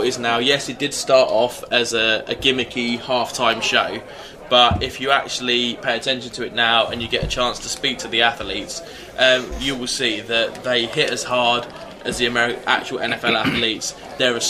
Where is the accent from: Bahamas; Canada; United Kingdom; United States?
United Kingdom; Hemel Hempstead, East of England; from where I was originally born and raised in Hemel